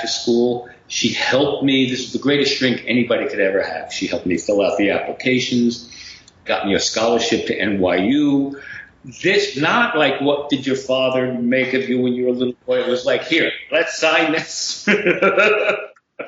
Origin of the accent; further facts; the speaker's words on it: Bergen County, New Jersey, United States; also born or lived in Brooklyn, New York / Bronx, New York; I was born in Brooklyn, actually. Then we moved to the Bronx, a little borough hopping in the beginning. And then as a kid, we moved to Jersey